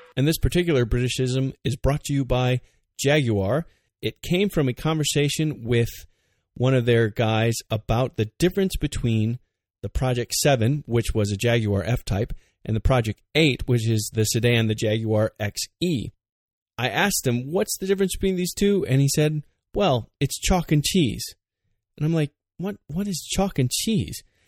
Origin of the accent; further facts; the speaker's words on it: United States